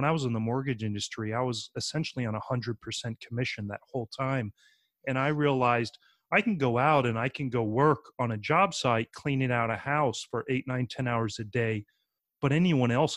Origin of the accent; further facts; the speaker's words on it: North Carolina, United States; moved away as an adult; now in New Orleans, United States; I grew up in North Carolina